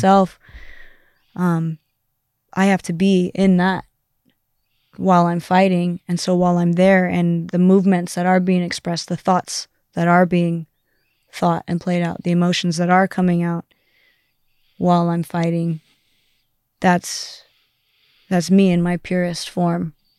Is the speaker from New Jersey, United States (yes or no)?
no; Southern California, United States; also born or lived in Amsterdam; I'm from Southern California where it's sunny all the time